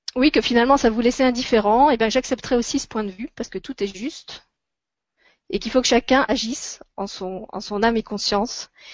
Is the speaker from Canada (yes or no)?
no; France; chez nous en France